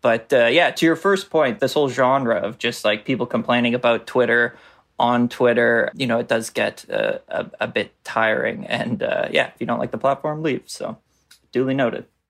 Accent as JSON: {"language": "English", "country": "Canada"}